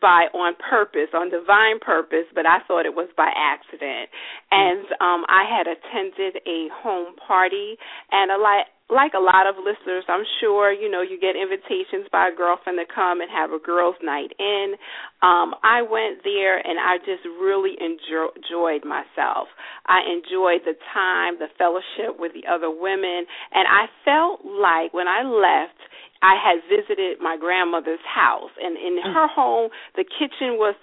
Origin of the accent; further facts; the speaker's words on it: New York City, New York, United States; I am born and raised in New York City